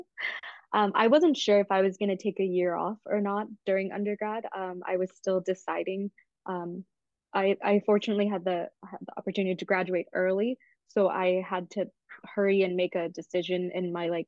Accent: Atlanta, Georgia, United States; I'm from Atlanta, so I could commute from my parents' house.

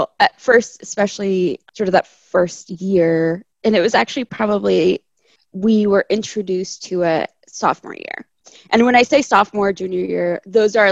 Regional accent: California, United States; also born or lived in Chile; I was born in Chile, but I grew up in California

